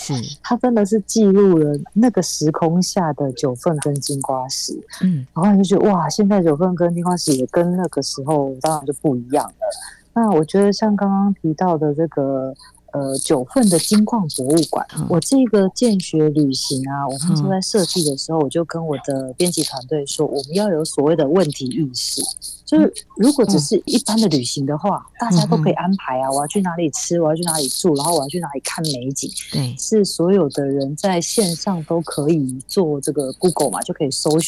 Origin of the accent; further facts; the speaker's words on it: Zhushan, Nantou County, Taiwan; now in Taipei, Taiwan; 虽然我人在台北工作，但是我看到啊南投竹山淹水淹大水耶，我就会想到哈我的家乡现在的状况怎么样？